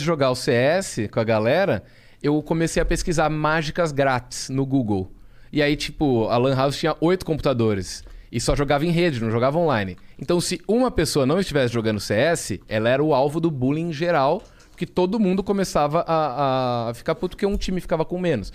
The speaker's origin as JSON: {"language": "Portuguese", "town": "Jaú", "region": "São Paulo", "country": "Brazil", "said": "eu sou de Jaú, interior de São Paulo"}